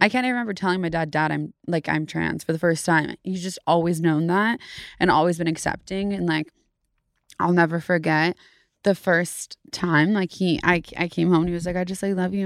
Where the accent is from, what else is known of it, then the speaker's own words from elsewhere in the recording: Davis, California, United States; also born or lived in Sacramento, California / San Francisco, California; Grew up in Davis, California